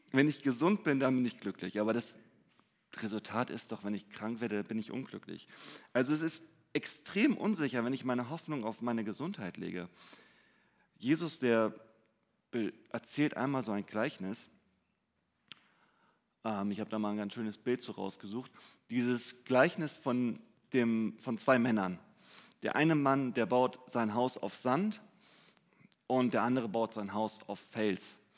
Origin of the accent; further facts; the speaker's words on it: Hamburg, Germany; Ich meine, gerade wir als Hamburger, wir würden sagen, wenn ich mehr Zeit hätte, dann wäre ich glücklich